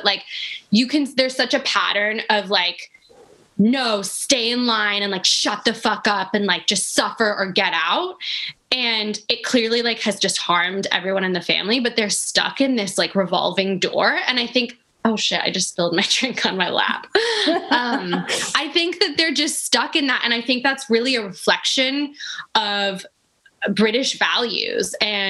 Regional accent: United States; also born or lived in England; now in United Kingdom; I'm English. My parents are English. I've lived here for like 12 years. I grew up spending all my summers here. My family are from the UK. But I grew up in the US and I am mixed race

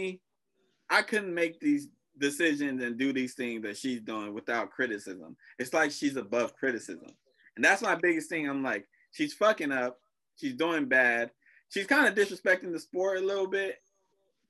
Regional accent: United States; I'm American, but I'm Black

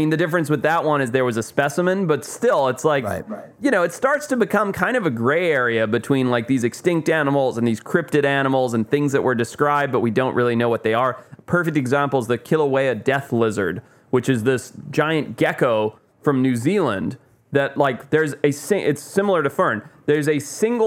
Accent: Zimbabwe; moved away; I grew up in Zimbabwe

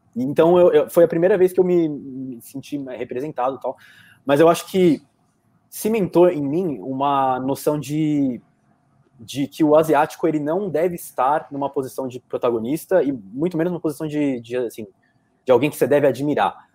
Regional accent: Brazil; como brasileiros, que nós somos brasileiros

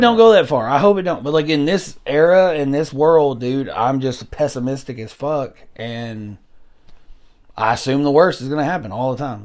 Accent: Hickman County, Tennessee, United States; Hickman County down the road here, my hometown, our hometown

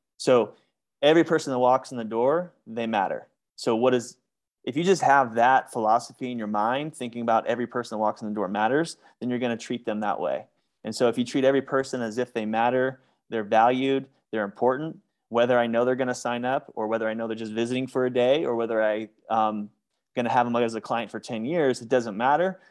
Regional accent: Northern California, United States; moved away as an adult; also born or lived in Maui, Hawaii; now in Phoenix, United States; I grew up in Northern California as a gymnast

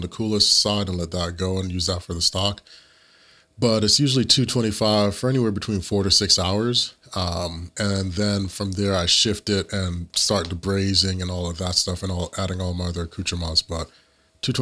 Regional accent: Jamaica; I'm Jamaican.

